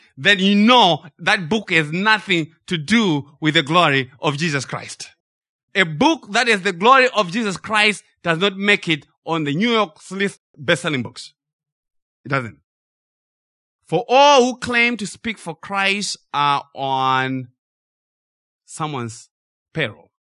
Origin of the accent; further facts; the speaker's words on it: Zimbabwe; we grew up in Zimbabwe